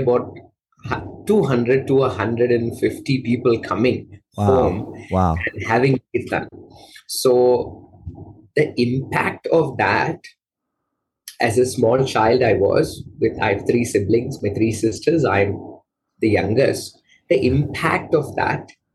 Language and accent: English; Malaysia; moved away as an adult; now in Rishikesh, India; I was born and raised in Malaysia